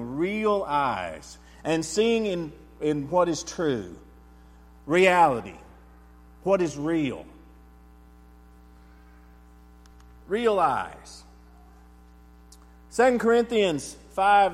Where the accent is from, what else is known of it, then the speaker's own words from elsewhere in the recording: Texas, United States; I'm an American. I'm a Texan